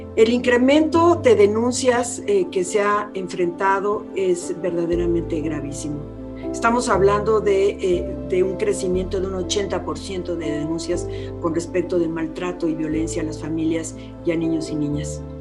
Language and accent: Spanish; Mexico; como mexicanos y mexicanas